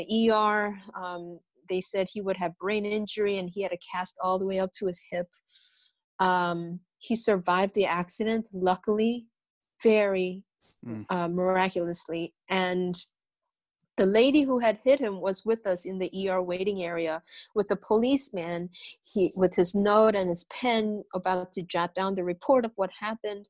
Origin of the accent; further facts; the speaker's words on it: Chicago, Illinois, United States; also born or lived in Brazil; it was very tough growing up in America, in Chicago, being undocumented